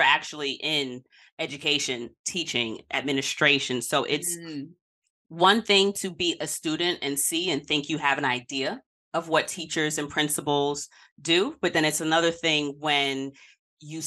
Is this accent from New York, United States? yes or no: yes; New York City, New York, United States; I'm a Queens girl from South Side